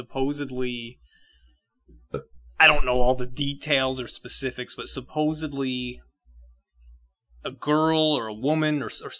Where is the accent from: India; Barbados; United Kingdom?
United Kingdom; I'm a British guy. I have no idea.